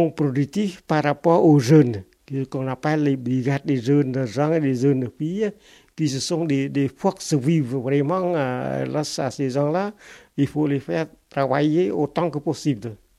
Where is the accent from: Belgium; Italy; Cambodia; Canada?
Cambodia; French is a second language; moved away as an adult; also born or lived in Phnom Penh, Cambodia; now in Toulouse, France; moi et une, autre Cambodgienne